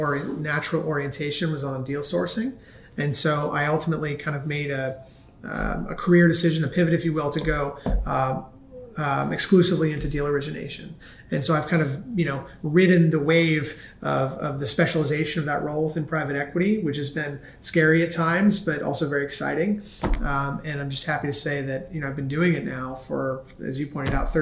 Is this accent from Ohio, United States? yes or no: yes; Cincinnati, Ohio, United States; moved away as an adult; I grew up in Cincinnati, Ohio, very much a Midwestern background, and lived there my entire life through the end of high school.